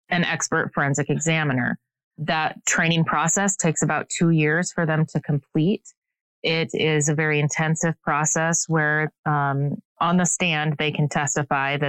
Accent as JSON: {"language": "English", "region": "Northeast Iowa", "country": "United States", "tie": "born or raised there", "also_born_or_lived": "Nebraska / Atlanta", "moved": "as an adult", "lives_now": "Kansas City, United States", "said": "I was born and raised in Northeast Iowa"}